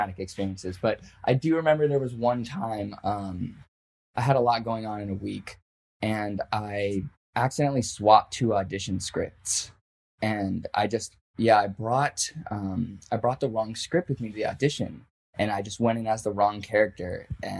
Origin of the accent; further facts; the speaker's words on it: Tracy, California, United States; I grew up in Northern California. My hometown is Tracy